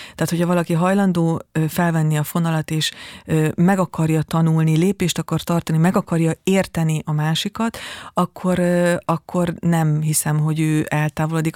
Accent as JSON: {"language": "Hungarian", "region": "Palóc region", "country": "Hungary", "tie": "born or raised there", "accent": "Palóc", "moved": "yes", "said": "az én Palóc e, származom, és nagyon sokszor ez érződik is"}